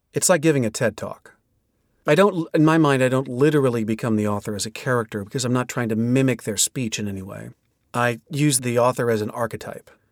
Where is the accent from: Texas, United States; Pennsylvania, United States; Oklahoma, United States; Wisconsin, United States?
Oklahoma, United States; Oklahoma City; born and raised in Oklahoma City, Oklahoma